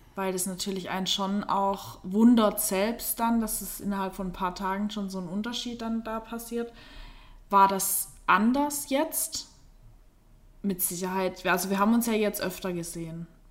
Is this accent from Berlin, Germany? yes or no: no; Black Forest, Baden-Württemberg, Germany; hier bei uns auf dem Dorf, also der Lars kommt auch von dort, wo ich herkomme, aus dem Schwarzwald